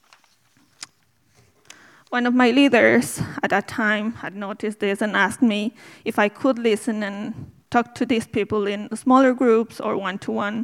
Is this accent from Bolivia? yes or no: yes; Bolivia; English is a second language; now in Dublin, Ireland; I'm from Bolivia, in South America.